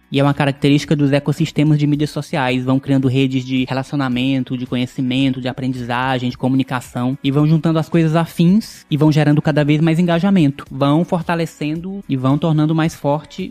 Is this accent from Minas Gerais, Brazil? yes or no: no; Ilha Grande de Santa Isabel, Piauí, Brazil; da Ilha Grande de Santa Isabel, onde o Teófilo mora e onde eu me criei também